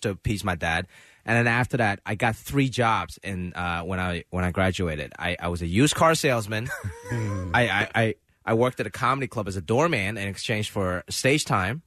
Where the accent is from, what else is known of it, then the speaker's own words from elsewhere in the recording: Hong Kong; now in United States; I was born in Hong Kong